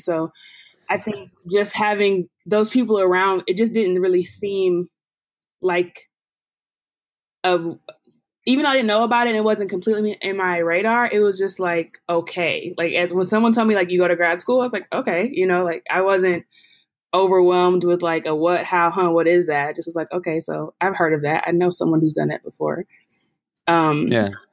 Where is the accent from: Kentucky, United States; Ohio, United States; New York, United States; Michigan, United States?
Michigan, United States; Detroit; moved away as an adult; now in Pittsburgh, United States; I'm from Detroit